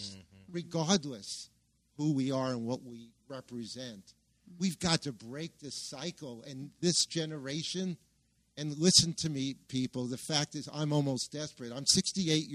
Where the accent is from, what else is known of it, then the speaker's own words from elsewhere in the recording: New York City, New York, United States; I was raised in Brooklyn, New York